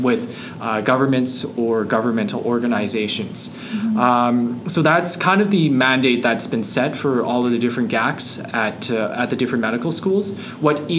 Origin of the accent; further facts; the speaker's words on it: Calgary, Alberta, Canada; moved away as an adult; also born or lived in Montreal; now in Edmonton, Canada; I'm originally from Calgary, and now I'm back here in Alberta in a different city, in Edmonton.